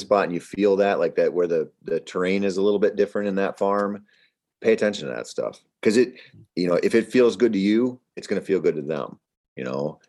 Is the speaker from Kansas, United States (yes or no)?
no; Minnesota, United States; I'm from Minnesota